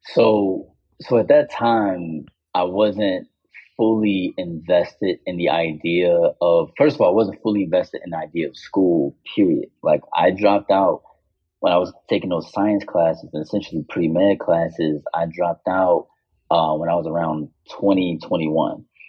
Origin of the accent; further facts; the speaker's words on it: Chicago, Illinois, United States; the American artist from Chicago